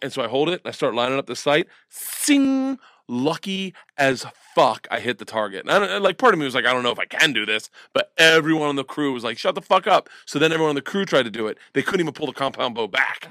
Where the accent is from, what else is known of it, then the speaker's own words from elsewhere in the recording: Florida, United States; growing up in Florida